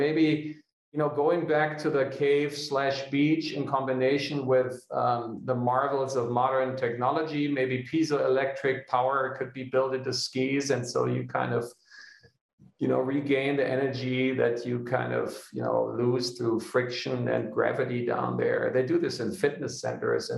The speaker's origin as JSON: {"language": "English", "town": "Hanover", "region": "Lower Saxony", "country": "Germany", "tie": "born or raised there", "moved": "yes", "lives_now": "Munich, Germany", "said": "building the first off-the-grid kindergarten for my hometown in Hanover"}